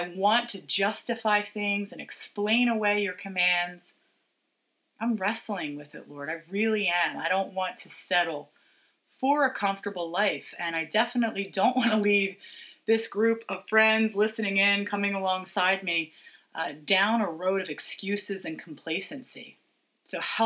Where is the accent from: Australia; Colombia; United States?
United States; as an American